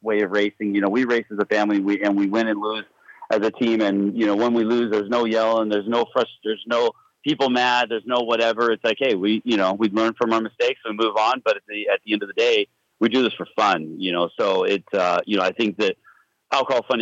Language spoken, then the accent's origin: English; San Luis Obispo, California, United States; also born or lived in Paso Robles; I was born in San Luis Obispo, which is just 30 miles from here. And I've lived in this county all my life